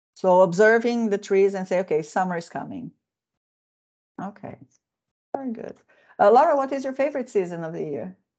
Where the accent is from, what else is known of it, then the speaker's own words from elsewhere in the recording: Midwest of Brazil, Central-West, Brazil; now in Finland; I come from the uh, Midwest of the country